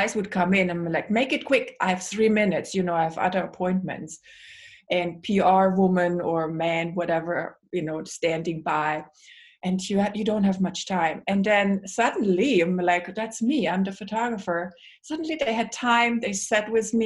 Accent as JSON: {"language": "English", "country": "Germany", "tie": "born or raised there", "also_born_or_lived": "Singapore / Africa", "moved": "as an adult", "lives_now": "United States", "said": "growing up in Germany with all the rules, you're not supposed to do those things"}